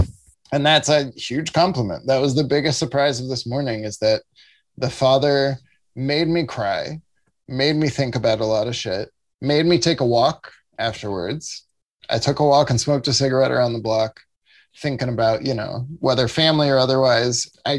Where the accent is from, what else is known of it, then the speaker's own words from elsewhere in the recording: Southern Illinois, United States; now in Chicago, United States; I'm from Southern Illinois, you know, I have a lot of love for Chicago, of course, and finally live here now.